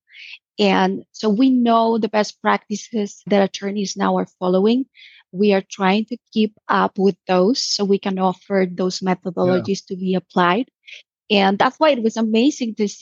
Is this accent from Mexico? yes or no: yes; Puerto Vallarta, Jalisco, Mexico; Puerto Vallarta is my hometown. This is where I grew up.